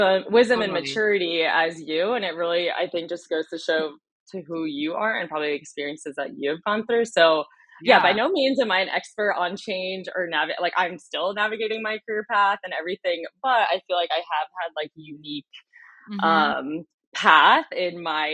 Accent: Westchester, New York, United States; moved away as an adult; also born or lived in Washington, D.C. / Charlottesville, Virginia; now in Kansas City, United States; I'm from New York. I grew up outside of New York City in the suburbs in Westchester, about an hour north of New York City. Went to high school there.

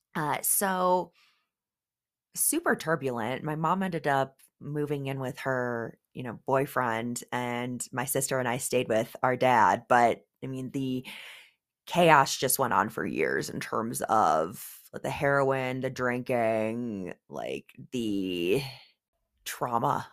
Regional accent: Oswego, Illinois, United States; I grew up in the Midwest, actually, the western suburbs of Chicago, in a little town called Oswego, Illinois

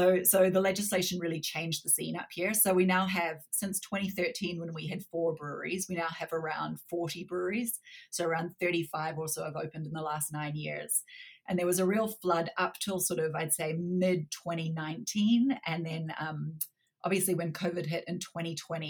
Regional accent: New Zealand; accent: slightly strange accent; moved away as an adult; also born or lived in Canada; now in Calgary, Canada; I was born in Canada, but grew up in New Zealand, hence the slightly strange accent, but I've been back in Canada since 2010.

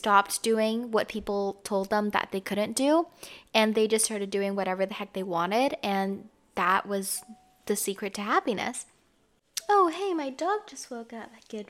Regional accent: Canada; I grew up in Canada, so this is why I don't really have like an accent or anything.

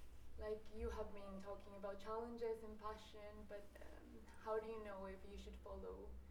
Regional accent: Colombia; So I'm from Colombia, actually.

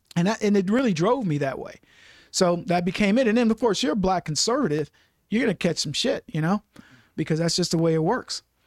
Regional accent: Brady, Texas, United States; also born or lived in Dallas, Texas; twenty-five thousand acre cattle ranch in Brady, Texas is where I grew up

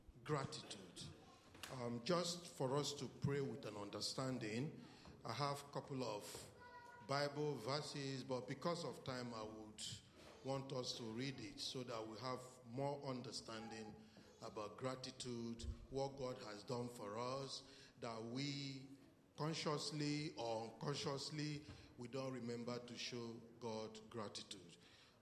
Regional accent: Nigeria; I'm from Nigeria.

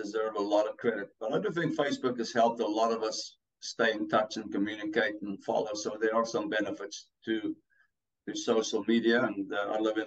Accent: South Africa; accent: a little bit of Africa; English is a second language; moved away; I'm from South Africa

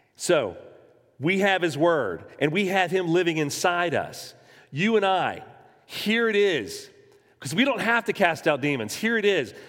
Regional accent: Jacksonville, Florida, United States; I was born in Florida. I was born in Jacksonville.

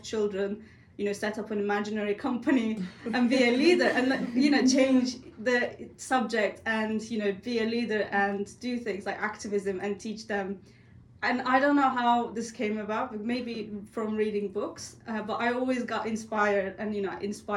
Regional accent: Turkey; born or raised there; moved away

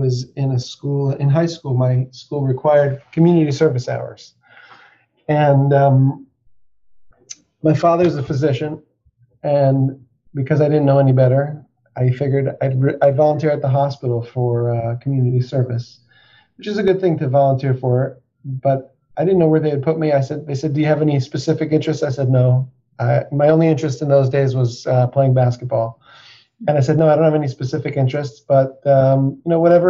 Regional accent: Denver, Colorado, United States; moved away as an adult; now in Philadelphia, United States; I am from Denver, Colorado, and especially at this time of year, I miss having the snow and the skiing and the mountains, but I grew up there

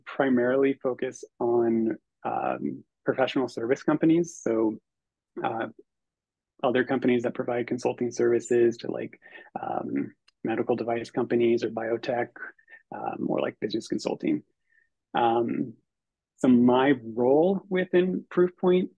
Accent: Northern California, United States; I'm originally from Northern California

